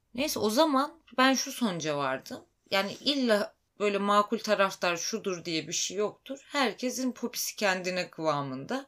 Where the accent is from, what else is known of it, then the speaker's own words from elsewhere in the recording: Black Sea Region, Turkey; Karadenizliyim ben